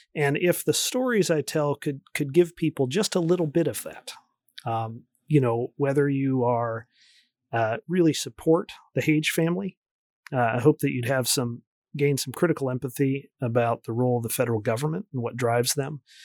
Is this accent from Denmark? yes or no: no; D.C., East Coast, United States; moved away as an adult; also born or lived in Oregon / Michigan; I grew up near Washington, D C